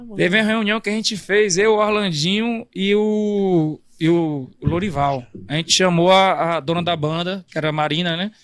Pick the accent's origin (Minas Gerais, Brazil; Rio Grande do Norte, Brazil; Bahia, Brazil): Bahia, Brazil; São Domingos; also born or lived in Salvador / Manaus; now in São Paulo, Brazil; eu nasci em Salvador, aí minha mãe se separou do meu pai e tive que morar com meus avós no interior da Bahia, em São Domingos